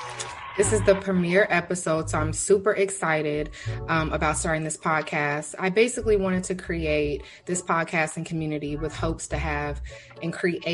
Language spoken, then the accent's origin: English; Denton, Texas, United States; I'm from Denton, Texas, but I currently live in Texas City.